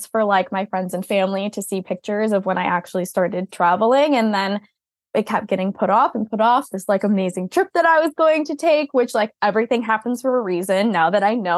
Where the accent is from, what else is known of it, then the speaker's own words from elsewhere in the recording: Massachusetts, United States; moved away as an adult; I grew up in Massachusetts, born and raised